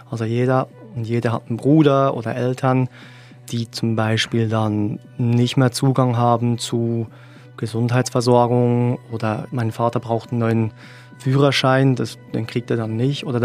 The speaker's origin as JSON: {"language": "German", "country": "Eritrea", "lives_now": "Germany", "said": "dazu muss ich zu meinem alten Heimatland gehen. Und das ist die Botschaft da von Eritrea."}